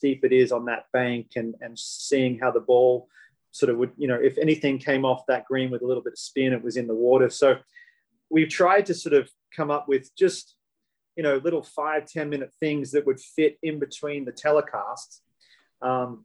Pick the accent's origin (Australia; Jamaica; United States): Australia; me being an Australian